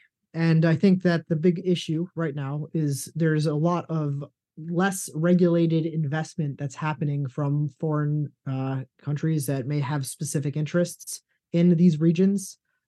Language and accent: English; United States; as an American, we are very cognizant of some of these things.